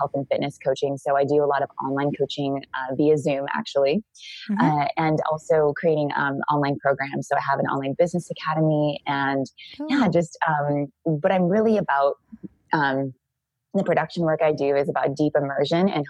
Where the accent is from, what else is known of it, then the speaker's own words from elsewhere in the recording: Santa Cruz, California, United States; moved away as an adult; also born or lived in Australia; now in Costa Rica; I grew up in Santa Cruz, California.